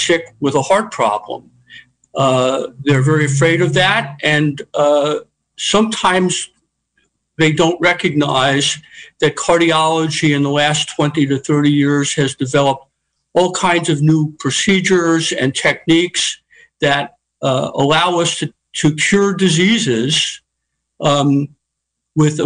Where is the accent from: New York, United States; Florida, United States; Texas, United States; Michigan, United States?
New York, United States; New York City; moved away as an adult; also born or lived in Philadelphia / Chicago; now in Sonoma County, United States; I was born and raised and educated in New York City